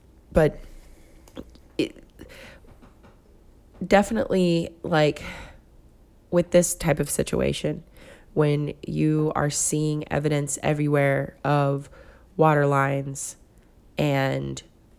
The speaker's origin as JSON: {"language": "English", "town": "Pascagoula", "region": "Mississippi", "country": "United States", "said": "because I'm from Pascagoula, Mississippi. Try and spell that and say that three times fast. It's difficult."}